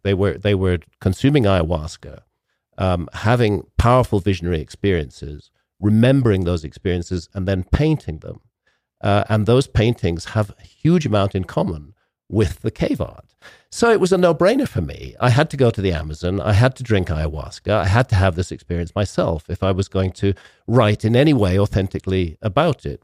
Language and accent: English; United Kingdom; I come from Britain